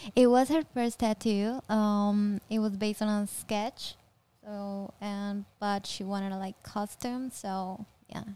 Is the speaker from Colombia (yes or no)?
yes; Colombia; I'm from Colombia